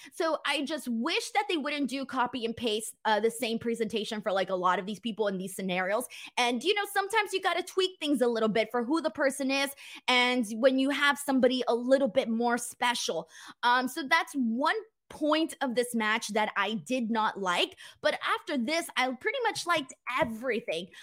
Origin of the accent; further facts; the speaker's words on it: Los Angeles, California, United States; I ain't from San Diego, bro. I'm from Los Angeles.